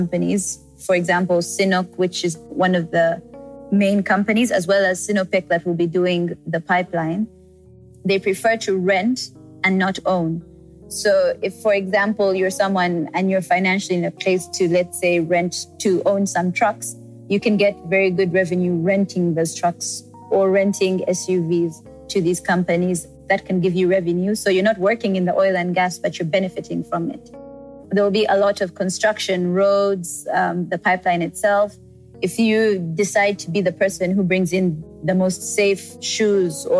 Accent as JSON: {"language": "English", "country": "Uganda", "also_born_or_lived": "South Africa / Rwanda", "moved": "as an adult", "said": "my home country"}